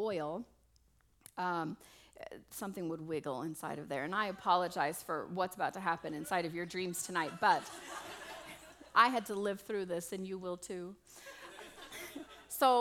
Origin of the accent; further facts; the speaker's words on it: Las Vegas, Nevada, United States; I'm from Vegas, and originally, and well, not originally, but mostly